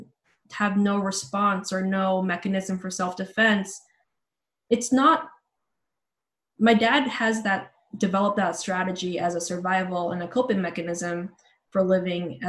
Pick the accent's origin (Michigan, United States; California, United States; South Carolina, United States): California, United States; Bay Area; also born or lived in Philippines / New Zealand; now in Los Angeles, United States; where I grew up in the Bay Area, I lived in a court in a suburb